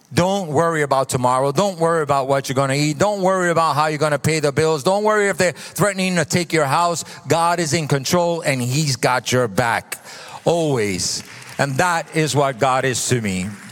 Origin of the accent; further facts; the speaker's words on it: New York City, New York, United States; moved away; So I come from New York. I'm a New Yorker a Brooklynite